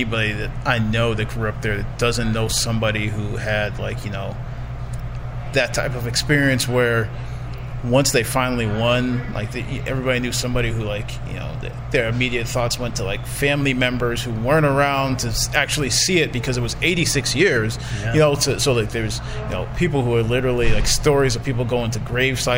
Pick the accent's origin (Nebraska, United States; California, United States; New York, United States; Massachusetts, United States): Massachusetts, United States; moved away; I grew up in Massachusetts, but because of my family being from New Jersey